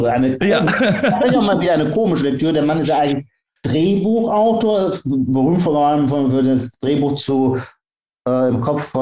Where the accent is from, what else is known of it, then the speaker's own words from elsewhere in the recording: Heidelberg, Baden-Württemberg, Germany; ich bin Pfälzer, also Kurpfälzer, bin ich aus